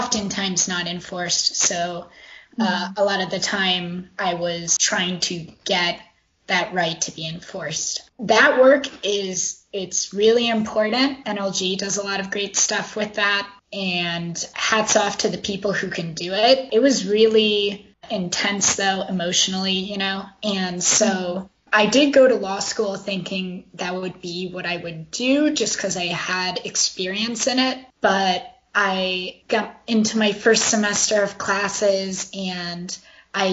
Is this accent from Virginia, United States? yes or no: yes; Virginia, United States; where I grew up in Virginia, there were tons of these predatory finance places